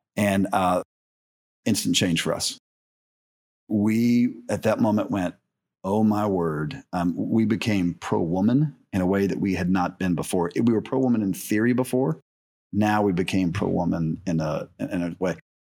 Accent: the South, United States; I grew up in the South

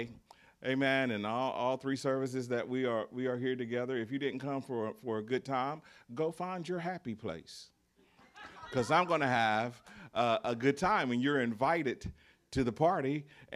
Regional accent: the South, United States; accent: Southern; I'm a Southerner. So I say words different from you do.

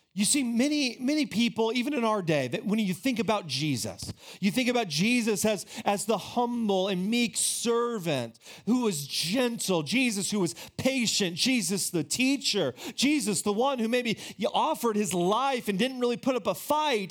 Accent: United States

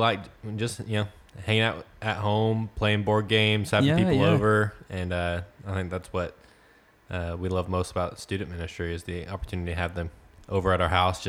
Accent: Frost, Texas, United States; Well, I grew up in Frost, Texas, which is a small town right outside of Corsicana. Very small, about 1 square mile, 600 people.

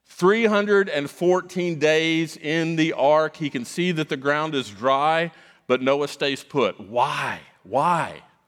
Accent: South Florida, United States; moved away; I grew up in South Florida

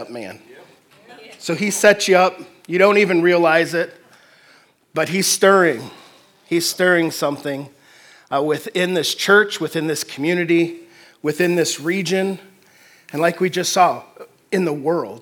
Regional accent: Detroit, Michigan, United States; now in Fort Wayne, United States; I'm originally from the Detroit area

